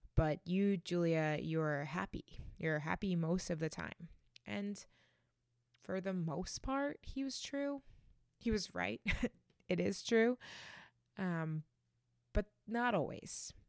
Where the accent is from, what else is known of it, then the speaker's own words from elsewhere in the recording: Reading, Massachusetts, United States; now in New Haven, United States; I grew up just outside of Boston in a town called Reading